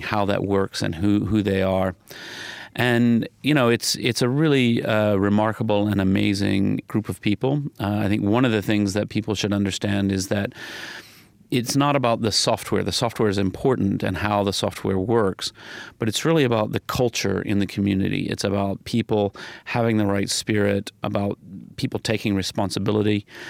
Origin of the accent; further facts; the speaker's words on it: Huntsville, Alabama, United States; moved away; growing up in the South